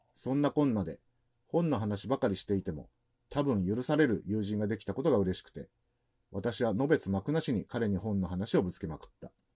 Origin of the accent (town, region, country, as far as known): Yonago, Tottori, Japan; born or raised there